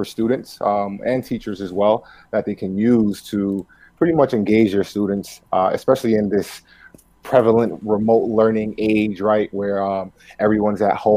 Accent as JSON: {"language": "English", "town": "New York City", "region": "New York", "country": "United States", "tie": "born or raised there", "first_language": "Spanish", "second_language": "English", "said": "growing up in New York City, as the son of two immigrants, right? Spanish was like my primary language spoken at home."}